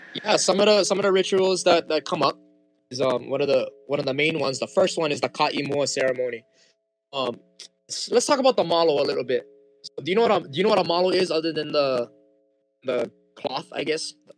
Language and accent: English; Wailua Nui, Hawaii, United States; first language Hawaiian; English is a second language; also born or lived in Haiku, Maui; I'm from Haiku, Maui, raised in Wailua Nui